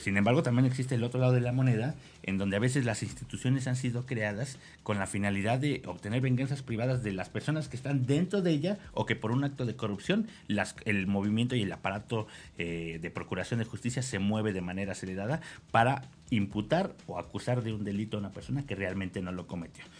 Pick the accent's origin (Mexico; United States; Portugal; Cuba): Mexico; cómo somos como mexicanos